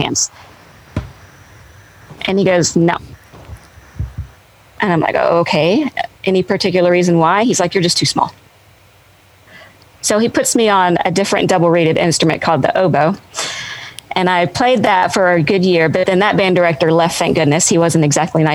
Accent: Benton, Arkansas, United States; it's in my hometown. I was born in Benton, Arkansas.

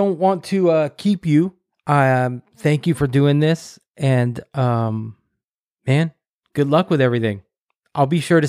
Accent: Corsicana, Texas, United States; I grew up just south of Dallas, a small town called Corsicana, in between Dallas and Houston.

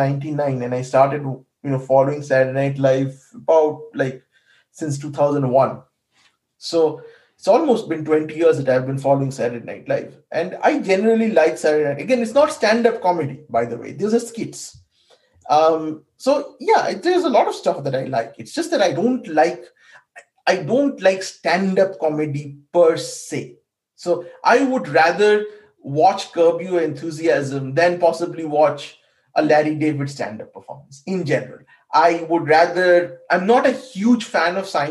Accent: India; moved away as an adult; now in United States; I grew up in India.

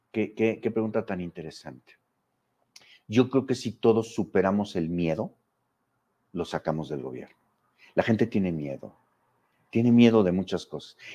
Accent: Mexico; mexicanos no habíamos experimentado la democracia propiamente.

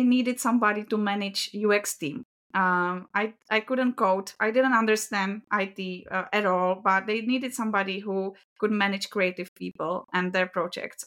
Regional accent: Czechia; accent: Czech; It's a Czech accent

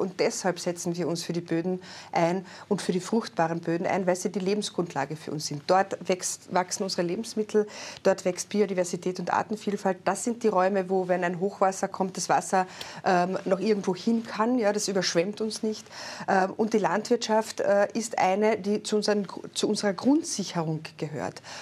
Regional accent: Carinthia, Austria; Ich komme aus Kärnten, aus einer kleineren Gemeinde

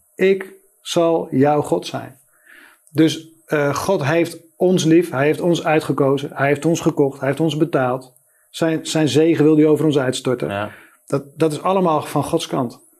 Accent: Spakenburg, Utrecht, Netherlands; moved away as an adult; also born or lived in Amsterdam; ik ben geboren in Spakenburg. Dat is een ondernemend dorp.

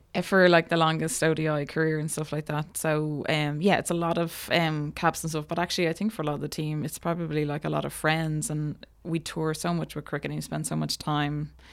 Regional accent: Ireland; I grew up in Bornabrina, so it was my, my local club.

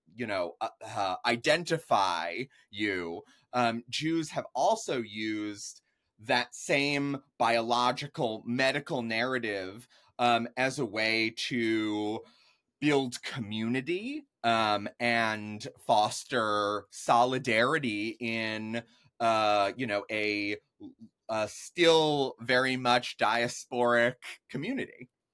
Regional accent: Jupiter, Florida, United States; also born or lived in New York; when I'm four years old, we moved to South Florida. I grew up in Palm Beach County in a place called Jupiter

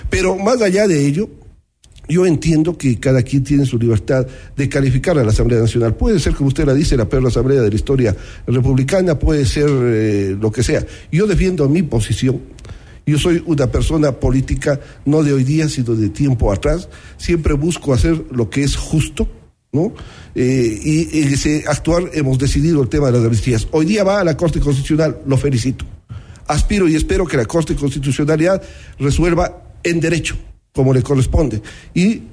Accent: Azogues, Cañar, Ecuador; moved away as an adult; now in Quito, Ecuador; en mi ciudad natal, Azogues, de la que fui su alcalde

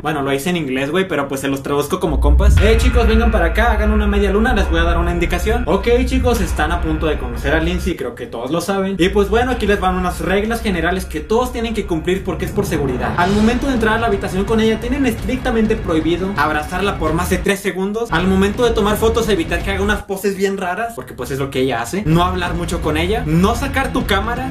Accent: Saltillo, Coahuila, Mexico; Yo soy de Saltillo

